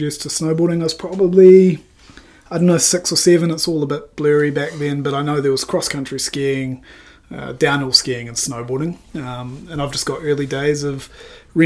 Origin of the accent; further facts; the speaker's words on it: Wanaka, Otago, New Zealand; also born or lived in Papua New Guinea; Originally, I was born in Papua New Guinea. That usually throws a few people off, but was born there and then moved to Wanaka at the age of six